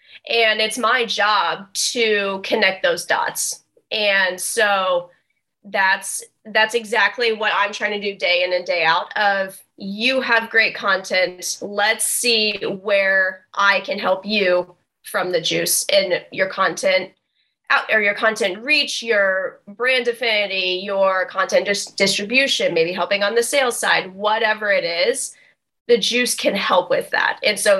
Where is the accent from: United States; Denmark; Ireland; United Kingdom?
United States; Wabash, Indiana; now in Indianapolis, United States; It's actually the reason I moved to Indianapolis from Wabash, Indiana.